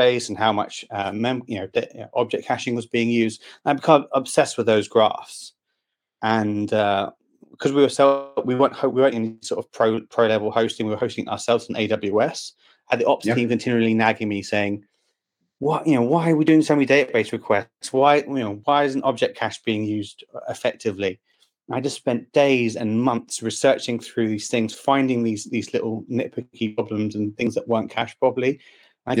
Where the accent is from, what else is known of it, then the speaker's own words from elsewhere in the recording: London, United Kingdom; I'm from London, England, and I work for XWP